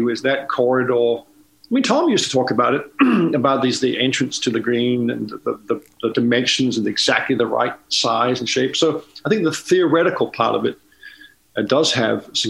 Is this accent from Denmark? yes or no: yes; Denmark; moved away; growing up in Denmark